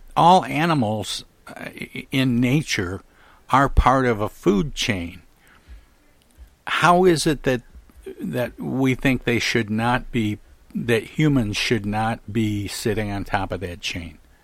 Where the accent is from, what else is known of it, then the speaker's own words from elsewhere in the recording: Midwest, United States; I grew up in the Midwest